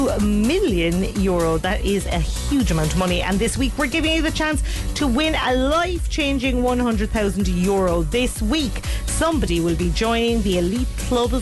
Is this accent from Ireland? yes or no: yes; Cork, Munster, Ireland; I'm from Cork.